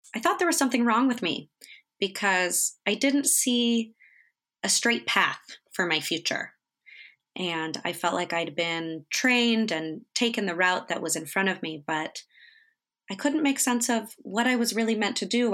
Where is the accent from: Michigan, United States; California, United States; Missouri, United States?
California, United States; Northern; I grew up in Northern California